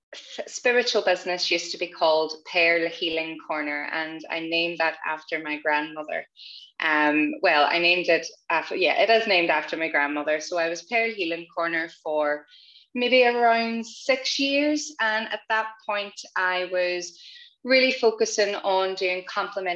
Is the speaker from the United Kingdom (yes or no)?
yes; Northern Ireland, United Kingdom; growing up in Northern Ireland, being raised predominantly Catholic in Catholic schools.